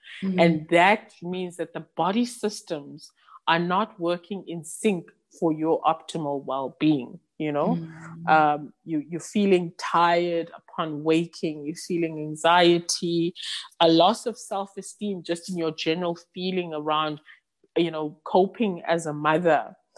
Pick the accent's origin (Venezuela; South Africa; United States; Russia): South Africa; first language Xhosa; English is a second language; the term I use is, I can only think of it in isiXhosa, which is my mother tongue.